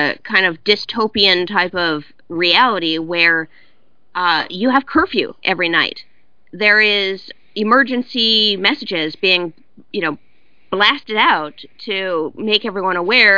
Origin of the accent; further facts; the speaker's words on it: California, United States; I'm from California, and I grew up in basically a water drought